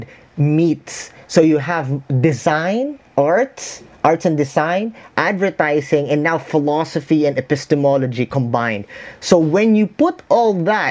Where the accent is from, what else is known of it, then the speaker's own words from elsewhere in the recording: Philippines; I'm a Filipino. I'm in the Philippines right now